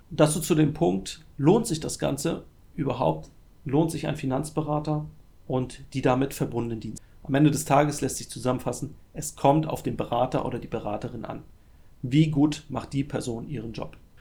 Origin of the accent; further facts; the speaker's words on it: Germany; bei uns in Deutschland